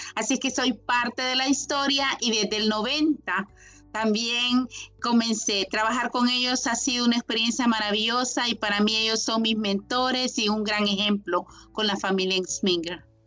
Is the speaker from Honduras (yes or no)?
yes; Honduras; castillistas de Honduras